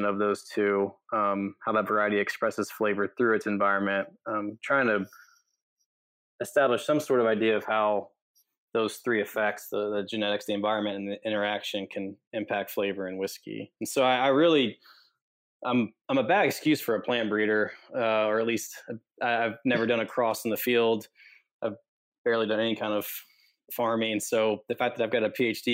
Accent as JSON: {"language": "English", "region": "Kentucky", "country": "United States", "tie": "born or raised there", "also_born_or_lived": "Fort Worth, Texas", "moved": "as an adult", "said": "I grew up in Kentucky, and I'm a third-generation member of the whiskey industry."}